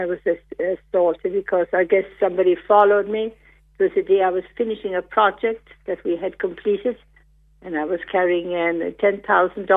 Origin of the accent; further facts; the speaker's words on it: Macroom, Munster, Ireland; moved away as an adult; also born or lived in Miami, United States; now in Peru; I was raised in Macroom area, Macroom, Kilmichael.